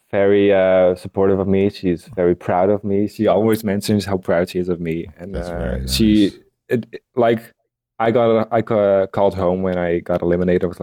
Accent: Tilburg, North Brabant, Netherlands; But I told oh. them that I was from Tilburg and that I moved here and blah blah.

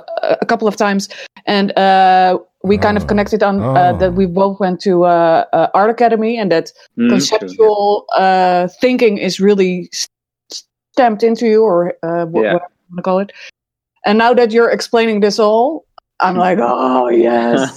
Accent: Netherlands; As a Dutchie

